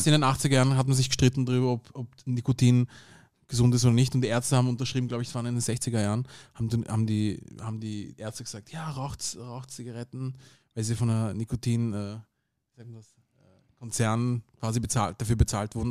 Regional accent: Vienna, Austria; Beide meine Eltern sind aus dem Sudan, aber ich bin hier in Wien geboren und aufgewachsen

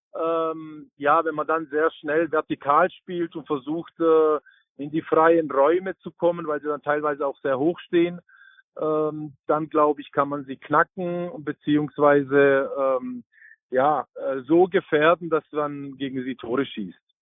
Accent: Heilbronn, Baden-Württemberg, Germany; moved away as an adult; ich komme aus Heilbronn

